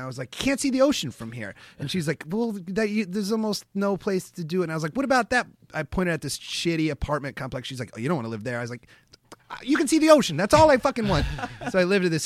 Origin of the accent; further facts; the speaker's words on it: Iowa, United States; I'm from Iowa. I went to the University of Iowa.